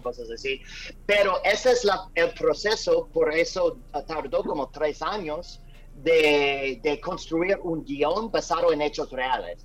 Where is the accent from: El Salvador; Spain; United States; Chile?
United States; moved away; also born or lived in Guatemala; yo soy un cineasta estadounidense